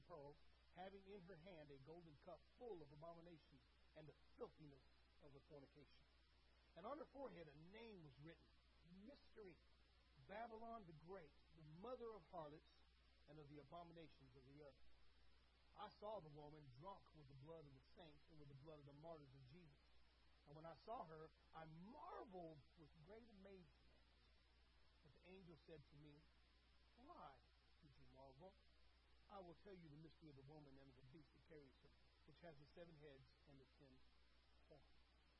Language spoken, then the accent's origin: English; Berlin, Germany; I grew up around the Berlin Wall, saw it, got to touch it, got to feel it, saw enemy troops on top of it.